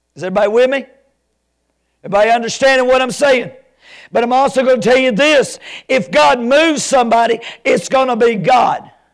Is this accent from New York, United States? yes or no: no; Alabama, United States